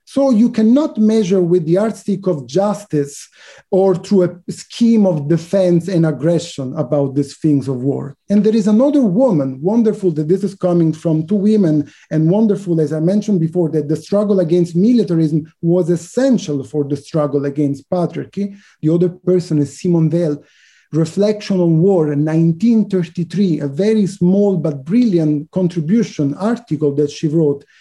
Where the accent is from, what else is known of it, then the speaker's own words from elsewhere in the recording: Italy; I was born in Italy